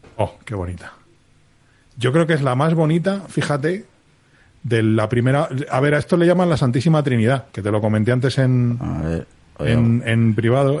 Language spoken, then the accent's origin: Spanish; Spain; soy español, lo que teníamos en España en el año 77